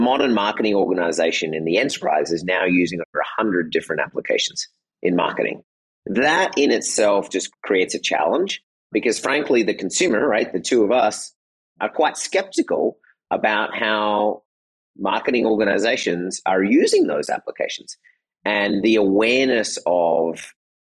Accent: Australia; moved away as an adult; also born or lived in Michigan / Japan / Germany / Netherlands; I grew up in Australia.

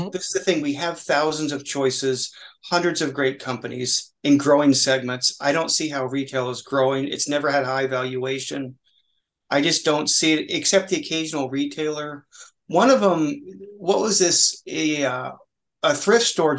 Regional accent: Oregon, United States; I'm from Oregon, so that's from my hometown.

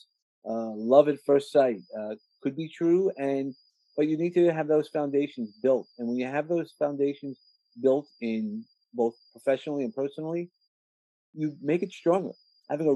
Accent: New York, United States; I come from New York

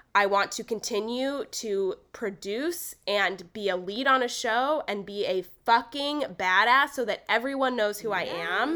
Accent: Los Angeles, California, United States; I actually grew up in L A. Like, I grew up in East L A in the suburbs

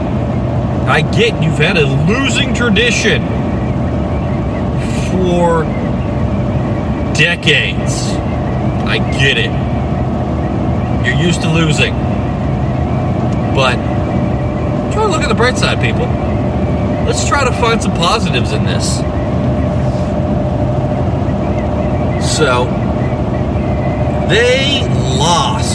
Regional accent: United States; I grew up an hour outside of Pittsburgh

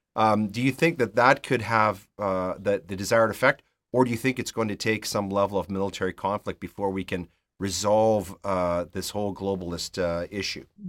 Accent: Canada; speaking as a Canadian

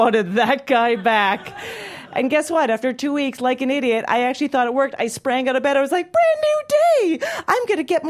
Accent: Calgary, Alberta, Canada; moved away; I grew up in Calgary, Alberta, Canada. I go home for Christmas and Hanukkah and often

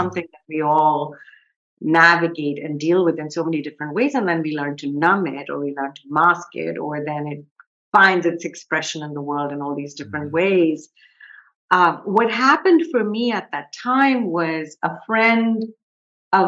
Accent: Kolkata, West Bengal, India; I grew up in India. I grew up in Calcutta, which is now called Kolkata.

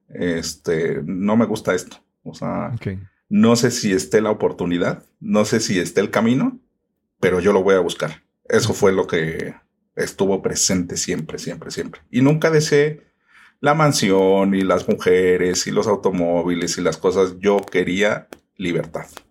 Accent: Mexico City, Mexico; Yo originalmente soy de la Ciudad de México. Aquí, bueno, como en todas las ciudades, van cambiando los nombres, aunque sigue siendo todo lo mismo. Entonces se llamaban delegaciones y ahora se llaman alcaldías. Yo nací en la alcaldía de Iztapalapa

